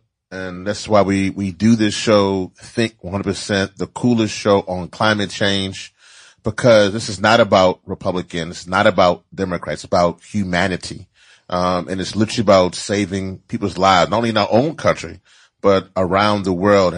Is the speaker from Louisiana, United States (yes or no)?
yes; Louisiana, United States; in my home state of Louisiana